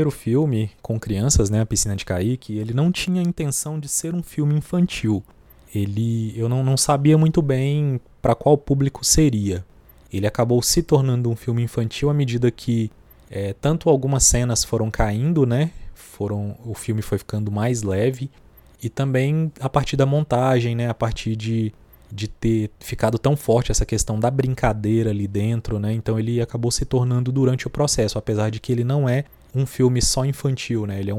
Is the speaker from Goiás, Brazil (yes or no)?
yes; Goiânia, Goiás, Brazil; Eu Sou nascido em Goiânia, né? Filho de mineiros, nascido em Goiânia. Nasci num bairro chamado Setor Norte Ferroviário, que é bem pertinho do centro da capital.